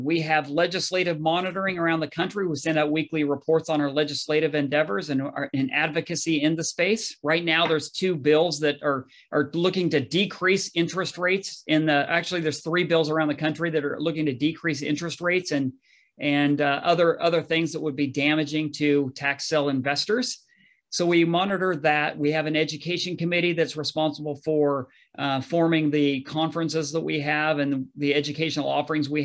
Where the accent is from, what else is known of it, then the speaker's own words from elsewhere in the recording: Northern California, United States; also born or lived in Utah; I grew up in Northern California